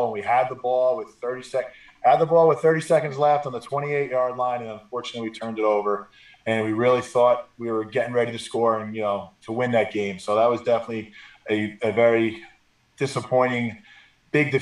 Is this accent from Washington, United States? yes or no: no; East Hanover, New Jersey, United States; also born or lived in Boston; I grew up in East Hanover, which is a big Italian population. So I went to Hanover Park High School